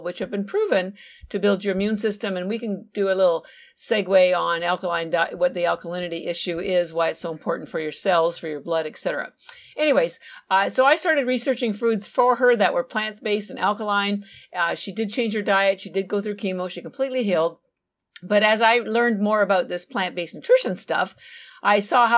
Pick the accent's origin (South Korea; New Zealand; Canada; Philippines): Canada; moved away as an adult; now in Boston, United States; So I'm actually Canadian. My family's still in Canada. All my education, I have an MBA and a bachelor of science, bachelor's degree, all from Canada. But I do live in Boston, Massachusetts, and I've been here about 33 years.